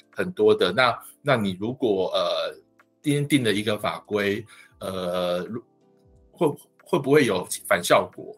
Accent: Taiwan; 跟我们台湾人的这个样貌、宗教习惯、语言

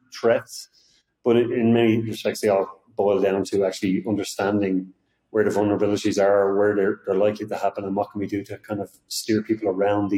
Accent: Ireland; moved away as an adult; now in Austin, United States; although I live in Austin, Texas, I'm not from there. I'm originally from Ireland.

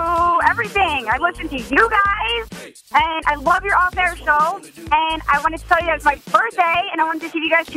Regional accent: Miami, Florida, United States; I'm from Miami.

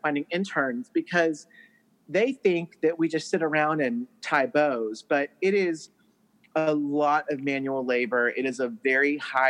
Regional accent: Texas, United States; now in Tennessee, United States; I'm from Texas, so I grew up, you know, thinking that everything is bigger in Texas. But then I came to Tennessee

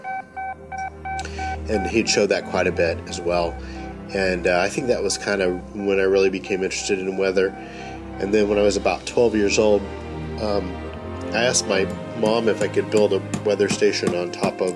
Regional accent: North Texas, United States; growing up in North Texas

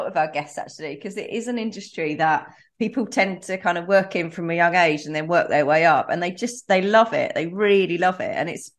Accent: Essex, East of England, United Kingdom; I'm from Essex

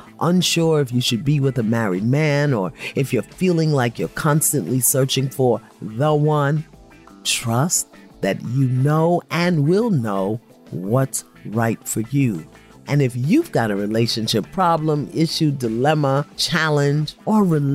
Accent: New York City, New York, United States; I'm from Brooklyn

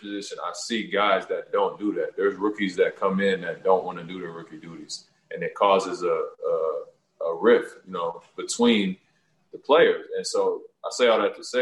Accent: Toronto, Ontario, Canada; I'm doing work in my hometown like I always do. I'm going to continue to try to find work to do, you know, in Toronto

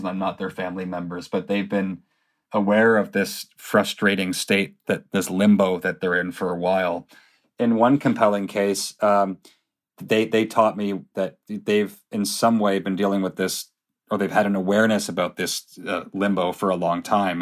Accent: Canada; when we were growing up in Canada

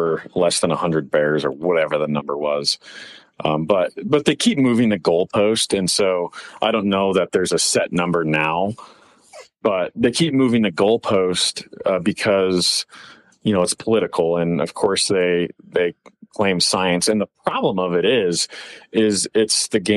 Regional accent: the Flathead, Montana, United States; I grew up in the Flathead, so it's all brushy up there

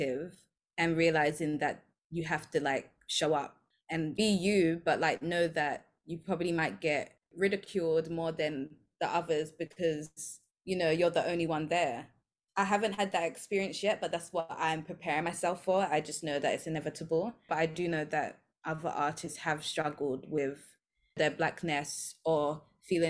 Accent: London, United Kingdom; moved away as an adult; now in Sydney, Australia; Growing up in the UK

